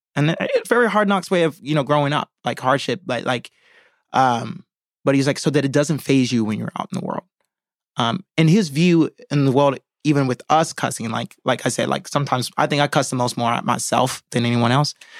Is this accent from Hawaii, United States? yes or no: yes; Hawaii, United States; moved away; fly back home to Hawaii to shoot backstory where I grew up in my hometown.